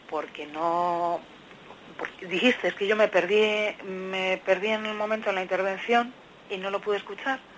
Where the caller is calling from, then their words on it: Madrid, Community of Madrid, Spain; Buenos días … llamo de Madrid.